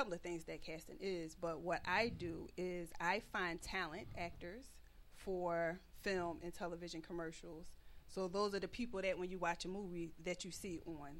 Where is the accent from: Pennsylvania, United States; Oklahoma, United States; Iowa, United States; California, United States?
Pennsylvania, United States; Philadelphia; moved away as an adult; now in Atlanta, United States; I'm an implant from Philadelphia.